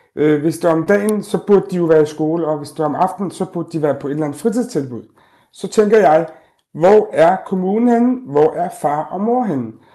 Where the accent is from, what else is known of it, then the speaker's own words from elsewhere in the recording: Denmark; som danskere, kan vi øh, invitere vores børns øh, venner hjem